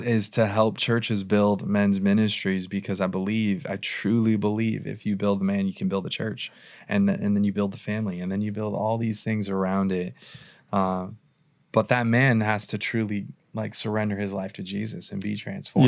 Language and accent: English; Irvine, California, United States; I grew up in Irvine